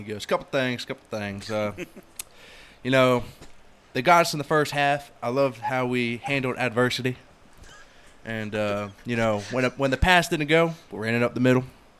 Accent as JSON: {"language": "English", "region": "Florida", "country": "United States", "moved": "yes", "said": "I'm originally from Florida, so I know, like, all the small Florida rappers."}